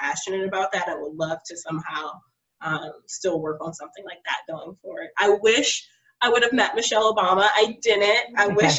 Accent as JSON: {"language": "English", "area": "Prince George's County", "region": "Maryland", "country": "United States", "tie": "born or raised there", "said": "I was raised in Prince George's County"}